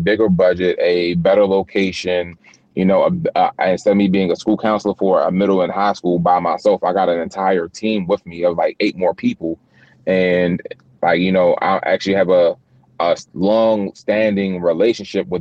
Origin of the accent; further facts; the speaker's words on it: Baltimore, Maryland, United States; me being from where I'm from, in Baltimore, like West Baltimore City